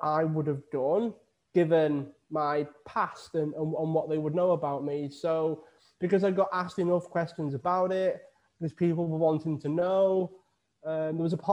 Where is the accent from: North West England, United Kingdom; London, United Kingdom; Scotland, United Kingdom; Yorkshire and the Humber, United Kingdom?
North West England, United Kingdom; Widnes; now in Lanzarote, Spain; I'm originally from Widnes in the UK. I moved to Lanzarote in the Canary Islands